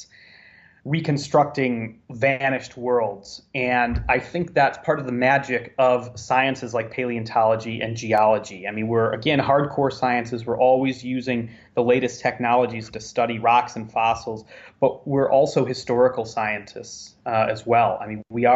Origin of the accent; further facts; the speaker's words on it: Chicago, Illinois, United States; moved away; growing up in the Midwest